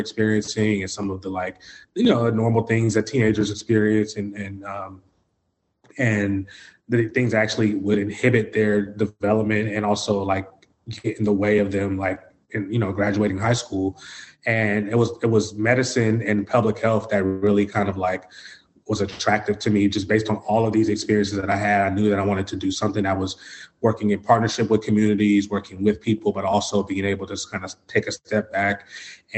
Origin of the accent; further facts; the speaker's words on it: Oakland, California, United States; also born or lived in Tracy, California; I grew up in East Oakland, California, and between East Oakland and Tracy, California, which is in the Central Valley